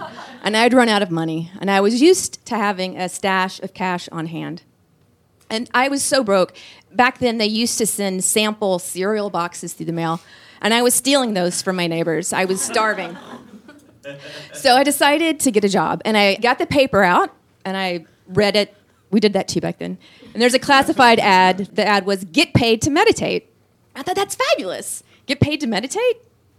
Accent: Atlanta, Georgia, United States; moved away as an adult; now in Los Angeles, United States; So when I was 21 years old, I moved from Atlanta, Georgia to Los Angeles, California

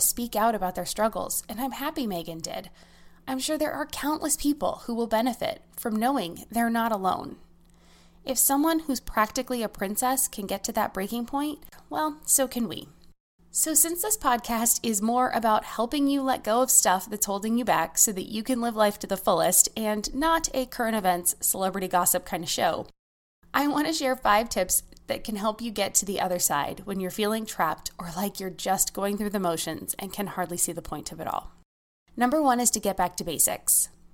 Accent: United States; As an American

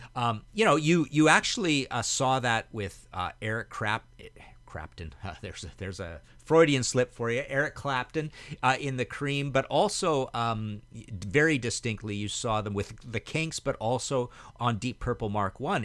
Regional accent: Trail, British Columbia, Canada; moved away as an adult; also born or lived in Hamilton / Vancouver; where I grew up in Trail, B C.

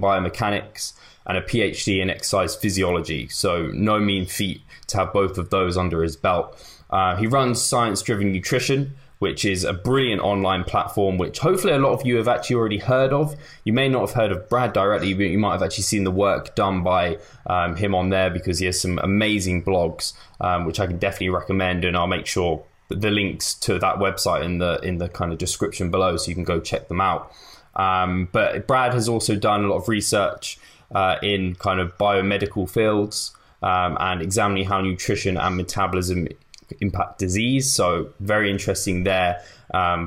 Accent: England, United Kingdom; I'm English

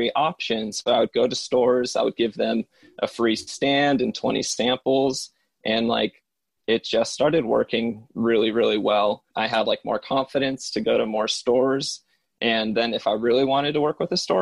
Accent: Lotus, California, United States; moved away; my hometown, put the name Lotus underneath them

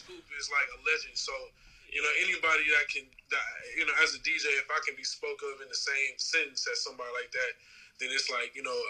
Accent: Los Angeles, California, United States; also born or lived in Chicago; Live from Englewood, California. Born and raised in Los Angeles. Went to school in Chicago for a brief minute at DePaul University

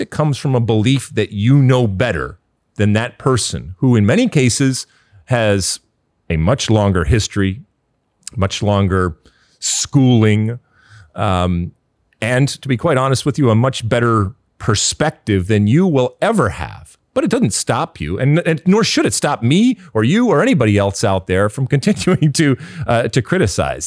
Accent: Michigan, United States; I grew up in Michigan.

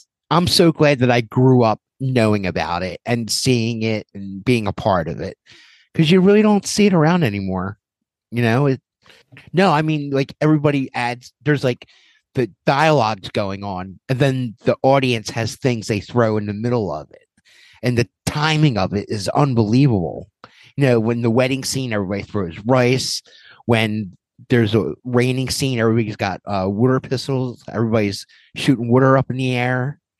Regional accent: Haddon Heights, New Jersey, United States; I was from Haddon Heights, New Jersey.

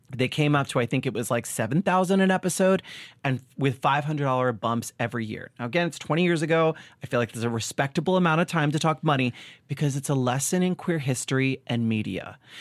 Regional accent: Long Island, New York, United States; I was a kid from Long Island

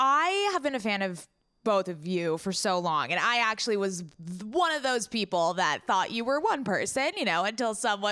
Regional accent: San Diego, California, United States; I am actually from San Diego, born and raised.

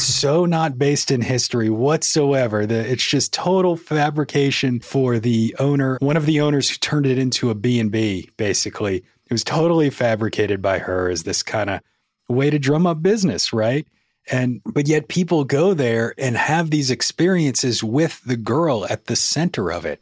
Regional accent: New Orleans, Louisiana, United States; moved away as an adult; now in Tennessee, United States; I was born and raised in New Orleans

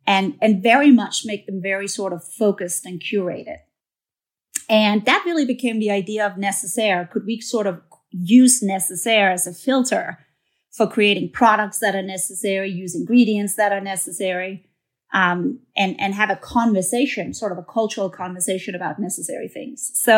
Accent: Denmark; moved away as an adult; now in New York, United States; I'm a Scandinavian girl. I'm from Denmark. And came here to the U.S. and worked for a long time in one of the big beauty companies.

